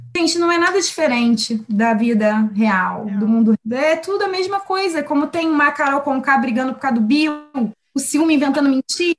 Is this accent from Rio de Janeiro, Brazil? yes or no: yes; Rio de Janeiro, Brazil; moved away as an adult; also born or lived in Baixada Santista; now in São Paulo, Brazil; eu cresci no Rio